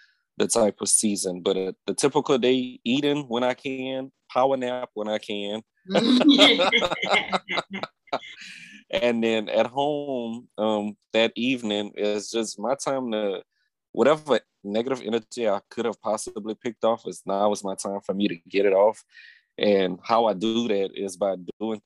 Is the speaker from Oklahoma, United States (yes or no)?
no; Opelousas, Louisiana, United States; I'm from Opelousas, Louisiana. That's the country. I grew up in a town called Prairie Run, which is nearby the Plaisance.